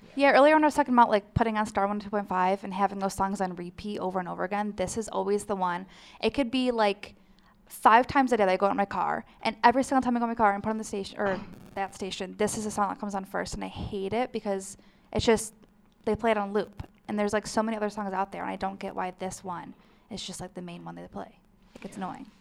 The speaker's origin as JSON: {"language": "English", "town": "Fredonia", "region": "New York", "country": "United States", "said": "I'm from Fredonia"}